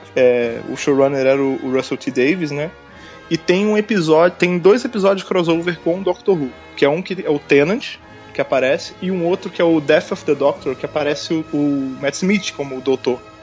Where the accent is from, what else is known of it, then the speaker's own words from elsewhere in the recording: Rio de Janeiro, Brazil; moved away as an adult; now in São Paulo, Brazil; como sou de lá, né, do Rio